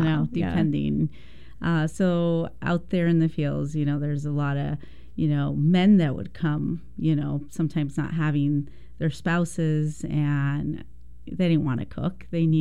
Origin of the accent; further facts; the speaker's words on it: Texas, United States; born there; So I was born in Texas. I am the youngest of six. We were migrant workers, and we would travel all over the states.